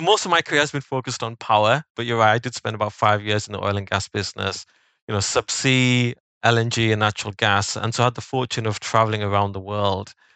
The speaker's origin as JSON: {"language": "English", "region": "the north of England", "country": "United Kingdom", "tie": "born or raised there", "said": "I grew up in Northern England"}